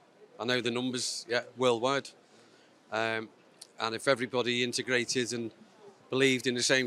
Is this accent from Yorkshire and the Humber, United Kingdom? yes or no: no; Liverpool, North West England, United Kingdom; Because I'm a Catholic from Liverpool. I've worked in Manchester all my life